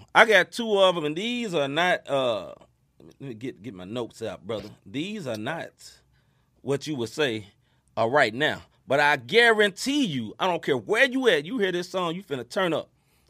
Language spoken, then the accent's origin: English; New Jersey, United States; I'm from Jersey